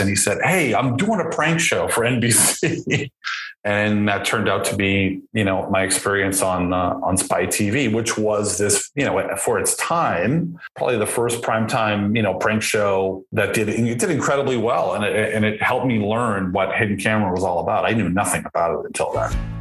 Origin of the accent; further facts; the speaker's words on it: Boston, Massachusetts, United States; I grew up in Boston.